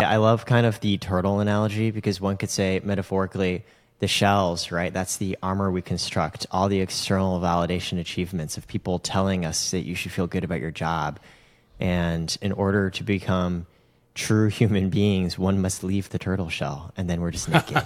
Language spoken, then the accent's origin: English; United States; I'm American